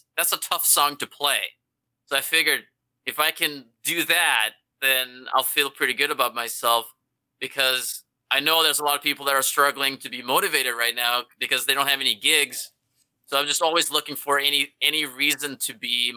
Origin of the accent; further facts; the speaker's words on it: Norway; now in Los Angeles, United States; I'm from Norway